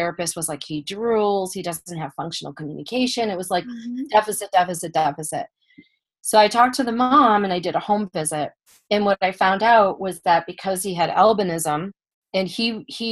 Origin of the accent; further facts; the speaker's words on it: Buffalo, New York, United States; moved away; I'm originally from Buffalo, New York